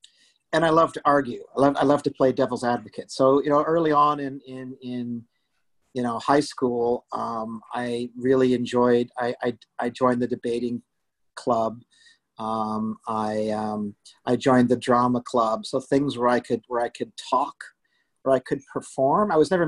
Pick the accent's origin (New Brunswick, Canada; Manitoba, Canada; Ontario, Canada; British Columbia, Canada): British Columbia, Canada; Vancouver; also born or lived in Scarborough / Toronto / Guelph / Banff; So I was born in Scarborough. We lived in downtown Toronto. We lived in Guelph. We lived in Banff, Lake Louise, Alberta, and settled in Vancouver, where I lived for over 20 years and did high school there